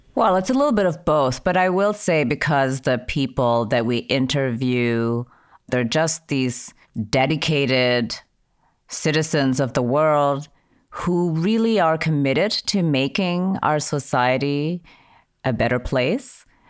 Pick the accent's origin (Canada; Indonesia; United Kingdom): Indonesia; now in United States; I'm an immigrant. I grew up in Indonesia.